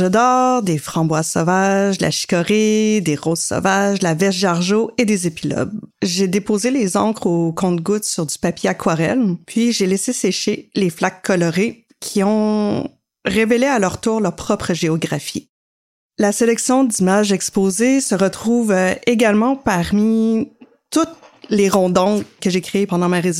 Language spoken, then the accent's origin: French; Carleton-sur-Mer, Quebec, Canada; now in Montreal, Canada; Je suis originaire de Carleton-sur-Mer et je vis à Montréal.